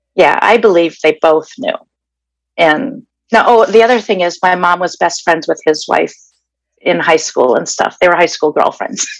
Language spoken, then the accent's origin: English; Danvers, Massachusetts, United States; now in Glendale, United States; originally I'm from Danvers, Massachusetts. That's where I was uh, born and raised.